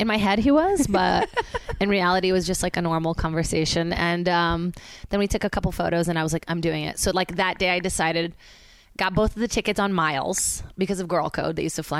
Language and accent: English; Brazil; now in United States; cause I say I'm from Brazil still, even though people are like Virginia, I'm like, no.